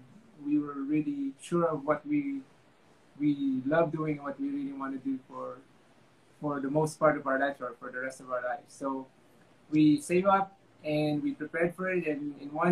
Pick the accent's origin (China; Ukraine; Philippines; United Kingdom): Philippines; moved away as an adult; also born or lived in United States; I'm from the Philippines. I was raised to work hard, study hard, get a job